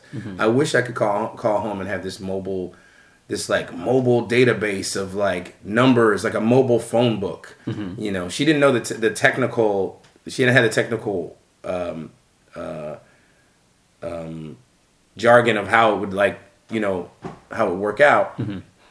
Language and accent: English; Philadelphia, Pennsylvania, United States; moved away as an adult; also born or lived in New Jersey; now in Chicago, United States; I grew up in Mount Airy